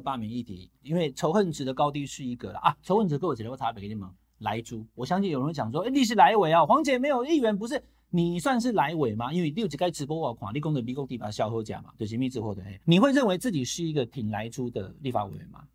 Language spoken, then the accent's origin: Chinese; Taichung, Taiwan; 我台中花园中学